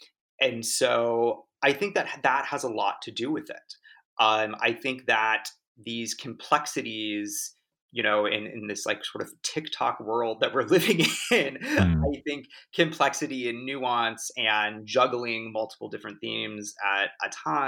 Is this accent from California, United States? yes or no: yes; Laguna Beach, California, United States; You know, I grew up in Orange County in Laguna Beach, and, you know, was sort of surrounded by a lot of, you know, mothers driving white Range Rovers and that sort of thing.